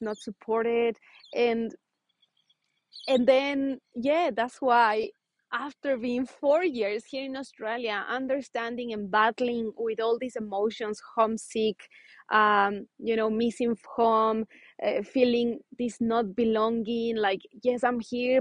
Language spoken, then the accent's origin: English; Ecuador; moved away; I come from Ecuador, South America